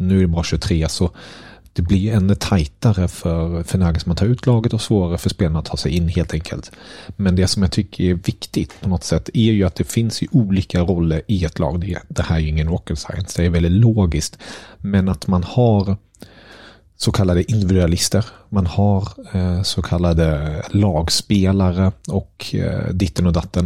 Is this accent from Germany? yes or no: yes; Germany; moved away; som tysk